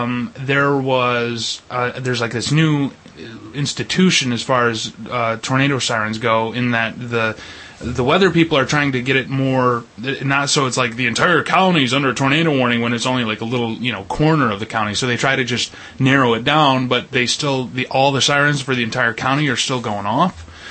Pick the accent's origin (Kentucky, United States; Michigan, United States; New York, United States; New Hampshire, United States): Michigan, United States; Perry; my hometown of Perry.